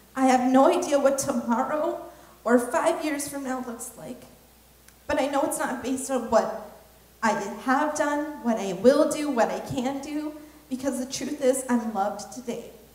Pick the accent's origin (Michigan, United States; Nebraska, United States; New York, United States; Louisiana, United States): Nebraska, United States; one of the very few other Hmong people um, from in my high school, because I was from Nebraska.